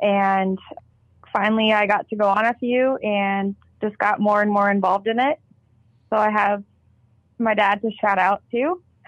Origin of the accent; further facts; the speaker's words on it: South Dakota, United States; so I'm from the Black Hills of South Dakota, and I'm all about getting people involved in the outdoors